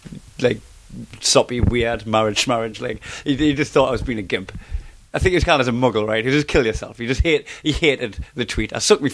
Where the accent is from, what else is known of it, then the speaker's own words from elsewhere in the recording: Blyth, North East England, United Kingdom; accent: Geordie; I mean, often I mention Blythe, like sometimes I do, but like only if I'm going to do stuff about my hometown.